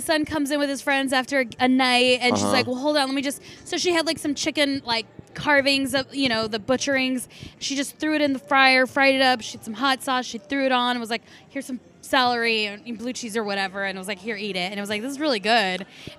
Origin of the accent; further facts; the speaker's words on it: San Diego, California, United States; now in Arizona, United States; I'm originally from San Diego, and it's fun to go out there